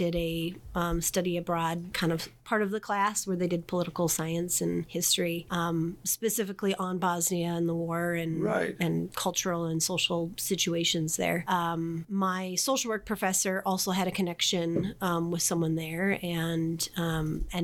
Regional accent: Iron River area, Wisconsin, United States; moved away as an adult; also born or lived in Upper Peninsula, Michigan; now in Duluth, United States; my family decided to move out to a 40-acre hobby farm in Ulu, Wisconsin, kind of by the mouth of the Brule area on Lake Superior. And I was out there really up until college

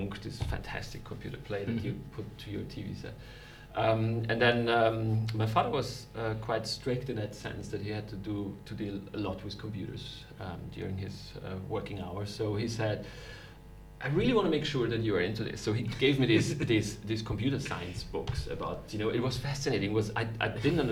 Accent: Vienna, Austria; moved away as an adult; also born or lived in Munich, Germany; now in Germany; I'm actually from Austria. I was born and raised in Vienna in Austria.

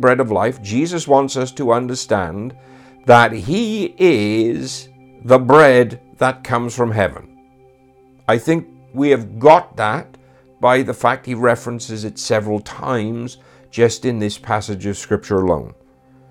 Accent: Wales, United Kingdom; Being a Welshman now

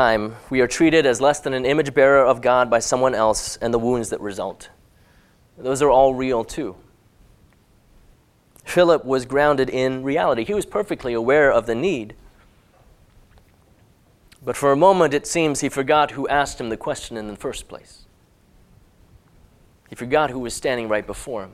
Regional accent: Hong Kong; as a teenager growing up in Hong Kong

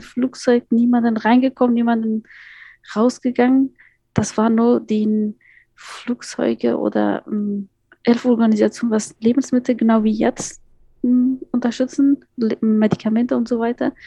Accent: Kabul, Afghanistan; German is a second language; moved away as an adult; now in Potsdam, Germany; ich bin in Afghanistan in Kabul geboren, aufgewachsen auch in Kabul. Als ich nach Deutschland gekommen bin, ich war 18 Jahre alt

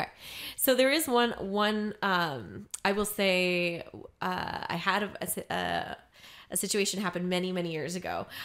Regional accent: Maryland, United States; now in Los Angeles, United States; I'm from Maryland.

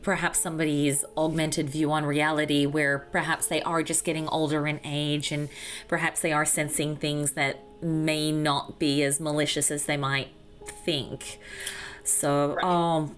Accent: Australia; growing up in Australia

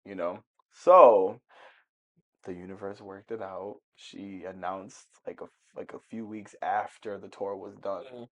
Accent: Illinois, United States; I didn't grow up in the city, but I I, I grew up in Illinois.

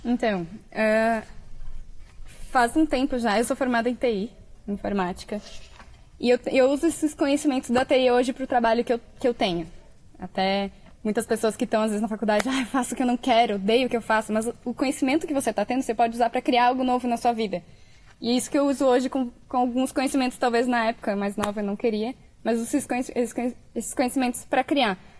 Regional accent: Brazil; moved away as an adult; Eu saí do Brasil com mil euros.

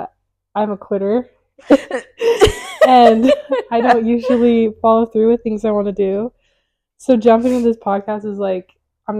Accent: Idaho Falls, Idaho, United States; moved away as an adult; now in Utah, United States; Growing up in Idaho was a dream.

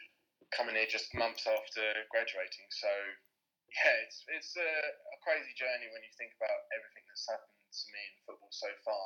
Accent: England, United Kingdom; we are not from Manchester, we're from down south.

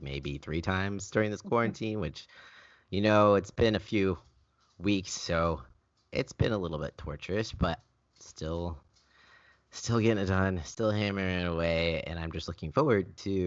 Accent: California, United States; I am from California

